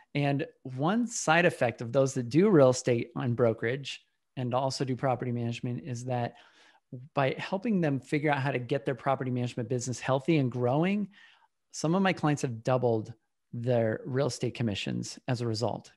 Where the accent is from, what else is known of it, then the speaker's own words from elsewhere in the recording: Utah, United States; now in Austin, United States; I was born in Utah a long time ago